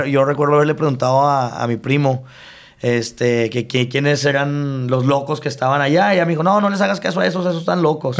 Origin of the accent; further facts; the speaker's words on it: El Paso, Texas, United States; also born or lived in Ciudad Juárez, Mexico; me vuelvo a ir a, a, El Paso ya como a los ocho años y pues prácticamente hasta que regreso de la universidad